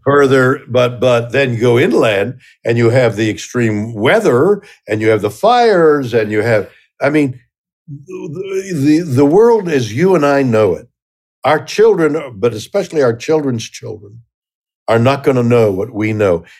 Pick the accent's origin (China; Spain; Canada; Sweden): Canada; I'm Canadian